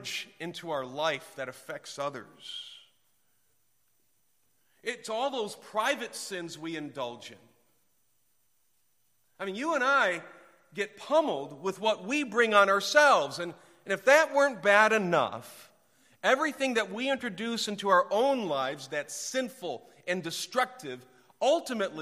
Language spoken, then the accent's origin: English; Detroit, Michigan, United States; also born or lived in Clarkston, Michigan; I was born downtown Detroit at Hutzel Hospital and I grew up in the auto industry